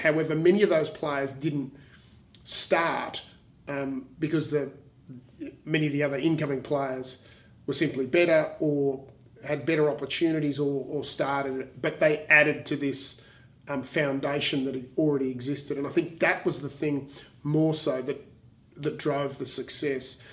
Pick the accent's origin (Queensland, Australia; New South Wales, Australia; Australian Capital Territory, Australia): Australian Capital Territory, Australia; Canberra; I grew up in Canberra